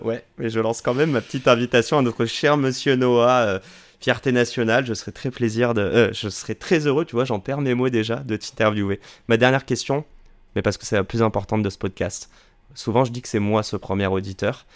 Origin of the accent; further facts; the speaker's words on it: Paris, Île-de-France, France; Moi, je suis parisien